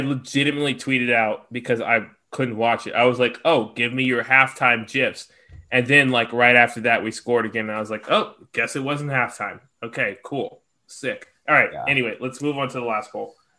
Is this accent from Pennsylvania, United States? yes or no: no; Georgia, United States; accent: southern; I'm from Georgia, so like y'all don't hear it as much, but sometimes, like Greg hears it sometimes. Like my southern accent comes out